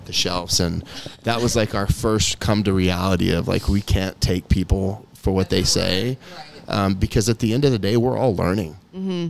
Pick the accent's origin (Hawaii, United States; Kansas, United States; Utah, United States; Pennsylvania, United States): Kansas, United States; Kansas is my home state